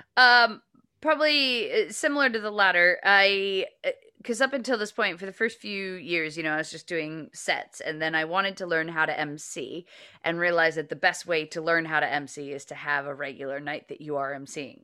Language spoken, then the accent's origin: English; United States; now in United Kingdom; I'm both American and British